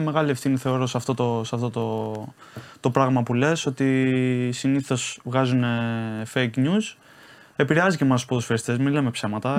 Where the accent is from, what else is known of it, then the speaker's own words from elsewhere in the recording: Patras, Western Greece, Greece; moved away as an adult; now in Italy; πάω πάτρα τώρα στην πόλη μου